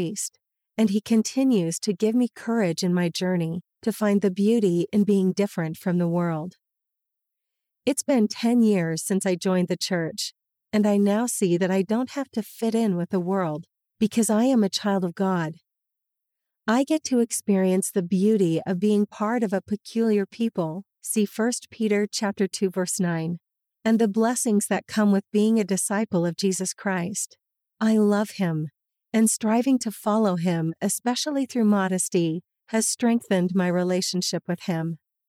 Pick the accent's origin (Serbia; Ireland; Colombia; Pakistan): Colombia; English is a second language; and so different from the small city I grew up in back in Colombia.